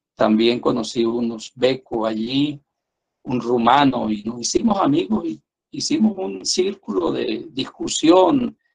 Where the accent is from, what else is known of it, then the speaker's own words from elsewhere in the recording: San Cristóbal, Táchira, Venezuela; also born or lived in Bogotá, Colombia; como otros venezolanos me tocó emigrar y me fui a Colombia